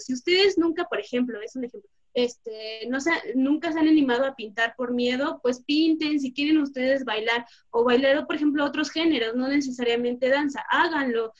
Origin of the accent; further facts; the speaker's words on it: Mexico; como mexicanos